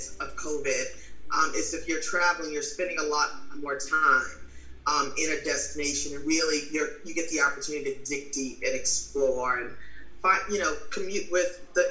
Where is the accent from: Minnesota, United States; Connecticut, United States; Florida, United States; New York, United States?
New York, United States; When I Americanized, having been born and raised in New York